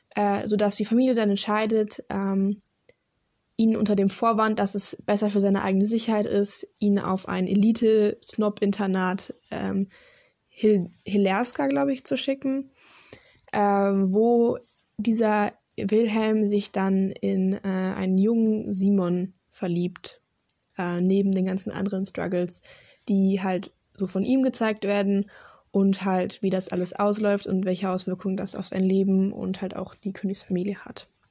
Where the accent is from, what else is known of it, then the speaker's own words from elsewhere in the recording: Karlsruhe, Baden-Württemberg, Germany; Ich komme aus Deutschland, Karlsruhe